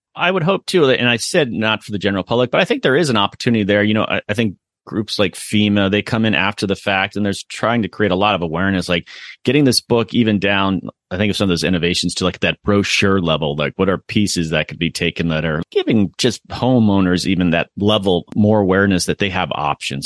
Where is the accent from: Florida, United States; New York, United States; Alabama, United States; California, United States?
Florida, United States; Sarasota; moved away; I grew up in Sarasota, which is just an hour north